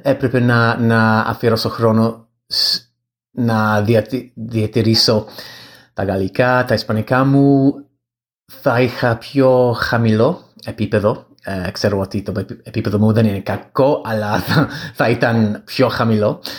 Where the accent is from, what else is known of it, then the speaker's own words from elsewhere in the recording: England, United Kingdom; Greek is a second language; από την Αγγλία